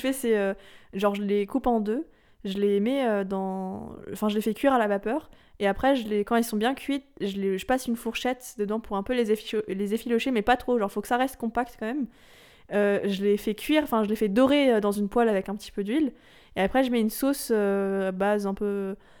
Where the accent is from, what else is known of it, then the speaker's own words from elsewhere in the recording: France; De France